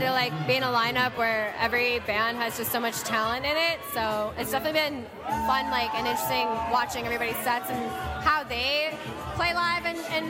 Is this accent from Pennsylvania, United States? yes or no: no; Cleveland, Ohio, United States; now in Chicago, United States; growing up in Cleveland